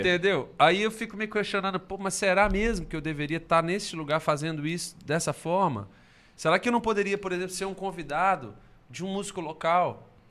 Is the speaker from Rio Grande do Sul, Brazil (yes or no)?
no; Belo Horizonte, Minas Gerais, Brazil; sou de BH